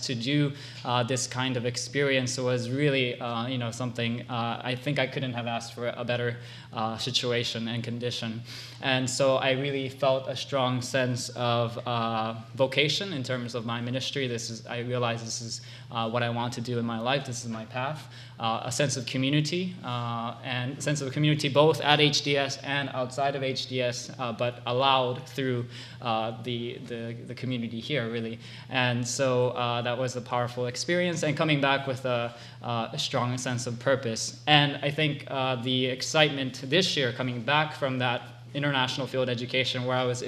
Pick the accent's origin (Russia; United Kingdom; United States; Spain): United States; Hawaii; moved away as an adult; also born or lived in Japan; I'm originally from Japan, but I grew up in Hawaii